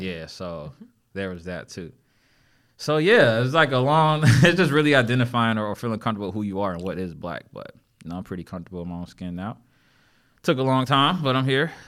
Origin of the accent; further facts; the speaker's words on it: Erie, Pennsylvania, United States; now in Charlotte, United States; I'm from Erie, Pennsylvania originally, but I've been in Charlotte for quite some time